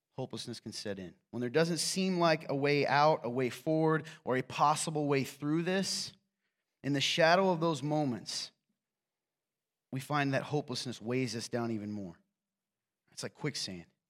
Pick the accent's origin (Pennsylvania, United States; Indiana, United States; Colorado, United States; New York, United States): Indiana, United States; Nappanee; I'm from Napanee